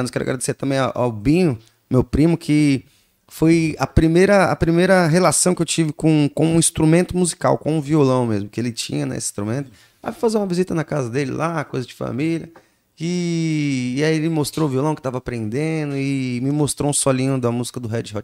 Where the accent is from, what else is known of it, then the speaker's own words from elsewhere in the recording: São Paulo, Brazil; eu nasci lá, eu nasci me criei no Grajaú, é, num bairro chamado Cantinho do Céu, né?